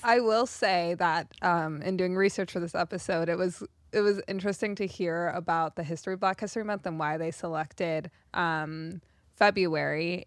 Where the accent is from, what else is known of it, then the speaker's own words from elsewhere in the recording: South Africa; I grew up in South Africa